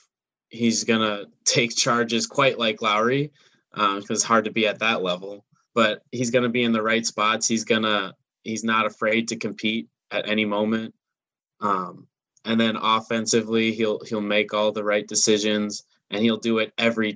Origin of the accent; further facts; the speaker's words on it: Minneapolis, Minnesota, United States; I'm from Minneapolis